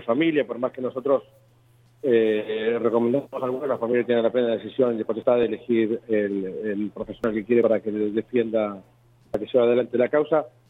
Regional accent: Argentina; somos argentinas acá

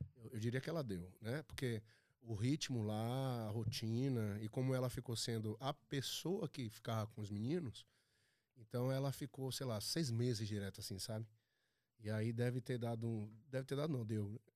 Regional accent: Bahia, Brazil; moved away; eu sou da Bahia

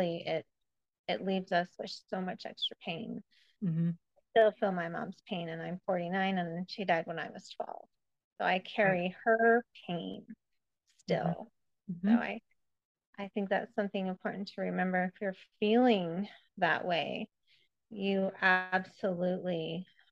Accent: Spokane, Washington, United States; also born or lived in Iowa; I'm from Spokane and grew up here

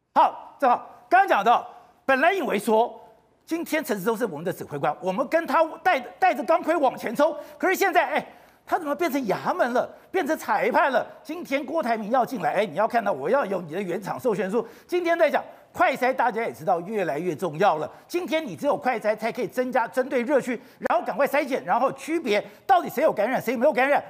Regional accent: Taiwan; 我们台湾人自己都搞不清楚

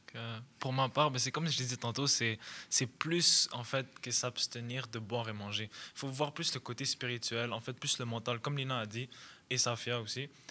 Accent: Montreal, Quebec, Canada; je suis canadien d'origine libanaise, alors je suis né ici

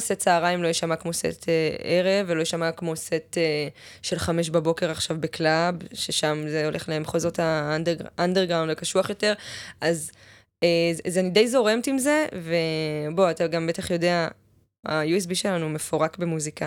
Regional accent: Ma'ale Adumim, Jerusalem District, Israel; now in Tel Aviv, Israel; ליד ירושלים, מעלה אדומים

